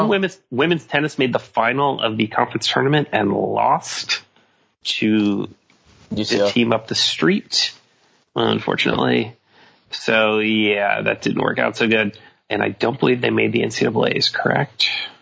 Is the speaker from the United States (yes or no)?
no; Canada; I'm very Canadian. My fellow Canadian.